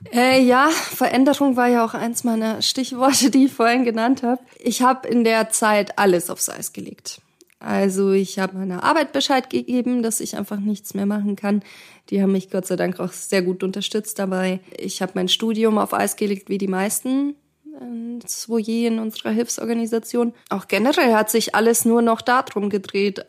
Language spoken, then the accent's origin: German; Munich, Bavaria, Germany; also born or lived in Kharkiv, Ukraine; Und ich komme aus Kharkiv, aus ähm, der östlichsten Großstadt sozusagen, oder eine der östlichsten Städte. Ähm, und ich bin sehr früh nach Deutschland gekommen. Ich bin mit zwei Jahren aus der Ukraine mit meinen Eltern ähm, emigriert